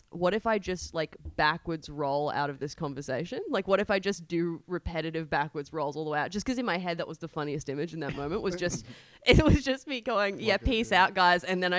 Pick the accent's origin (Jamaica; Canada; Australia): Australia; Biloela, Queensland; born or raised there; also born or lived in Tulsa, Oklahoma, United States; now in Alexandria, Australia